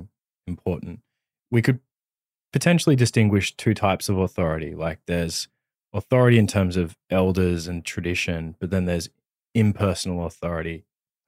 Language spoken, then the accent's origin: English; Australia; I'm an Australian